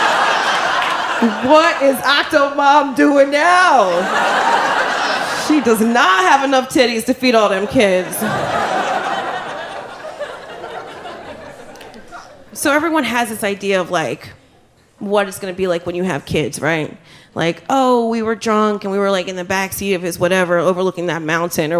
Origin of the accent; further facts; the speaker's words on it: New Jersey, United States; I'm from Jersey.